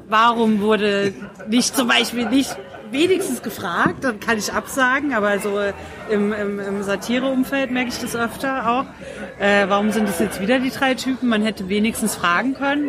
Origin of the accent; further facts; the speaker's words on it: Dresden, Saxony, Germany; moved away; aus Dresden, noch schlimmer